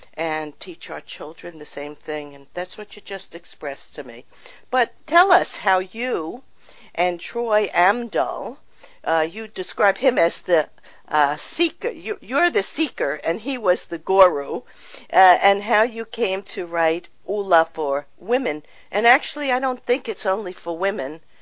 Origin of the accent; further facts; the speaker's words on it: New York, United States; I grew up in New York